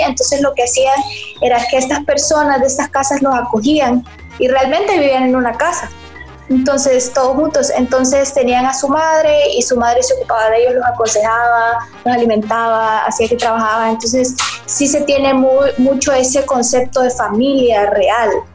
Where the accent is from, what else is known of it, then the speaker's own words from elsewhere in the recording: El Salvador; yo soy del capítulo mexicano y soy la única salvadoreña